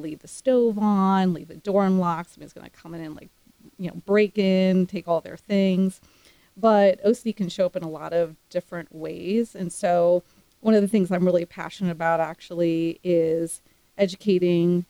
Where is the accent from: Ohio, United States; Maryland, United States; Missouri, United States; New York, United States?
Maryland, United States; Silver Spring; moved away as an adult; also born or lived in Pittsburgh, Pennsylvania / Austin, Texas; Grew up around Washington, D.C. in Silver Spring, Maryland